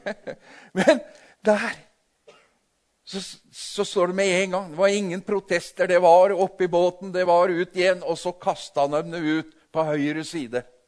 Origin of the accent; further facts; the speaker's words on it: Tinnelva, Vestfold og Telemark, Norway; Jeg vokste opp ved Tinnelva